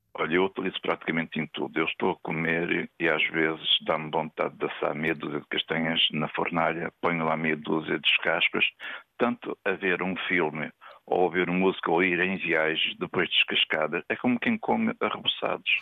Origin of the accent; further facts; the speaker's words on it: Vila Real, Norte, Portugal; now in Matosinhos, Portugal; não sou de Matozinhos, sou de Vila Real Estou é. a viver em Matosinhos